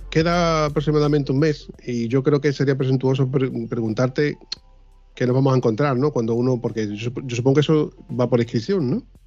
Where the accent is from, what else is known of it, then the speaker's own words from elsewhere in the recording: Huelva, Andalusia, Spain; yo vivo en Huelva, ¿no? Y soy de Huelva